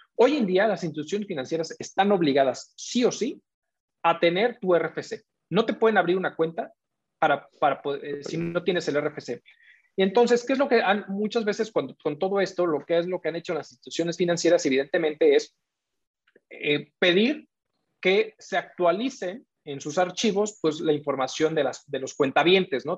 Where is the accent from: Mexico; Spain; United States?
Mexico; nosotros como ciudadanos, como mexicanos o como recientes mexicanos